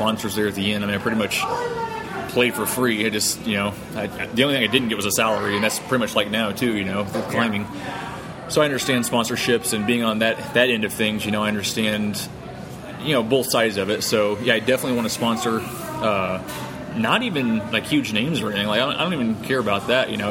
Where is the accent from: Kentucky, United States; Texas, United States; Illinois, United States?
Illinois, United States; Central; I'm from Central Illinois, but I lived in Southern Illinois at the time